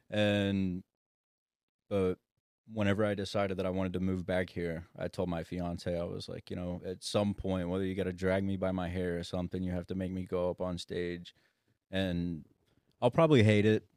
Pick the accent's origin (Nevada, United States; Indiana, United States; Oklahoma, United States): Oklahoma, United States; Sapulpa; moved away as an adult; also born or lived in California; I'm from Sepulpa